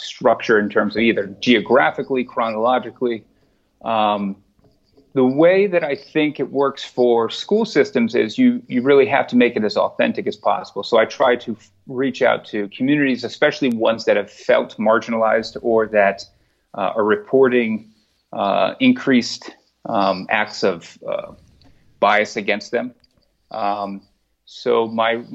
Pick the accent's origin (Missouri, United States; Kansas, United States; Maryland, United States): Maryland, United States; Montgomery County; I grew up in Montgomery County.